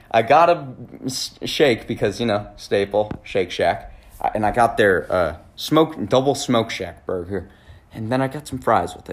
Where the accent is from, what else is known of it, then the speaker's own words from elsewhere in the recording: New York, United States; I'm from New York. This thing's from New York. It's got to be the best.